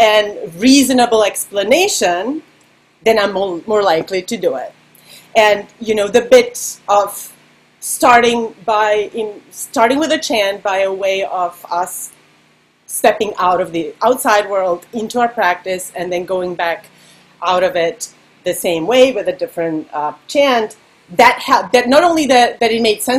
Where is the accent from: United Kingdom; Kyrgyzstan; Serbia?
Serbia; English is a second language; moved away; me growing up in Serbia and learning all the pop songs by imitating them